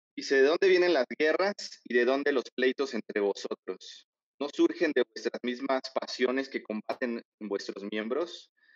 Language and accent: Spanish; Mexico; nosotros estamos eh, bien acostumbrados como mexicanos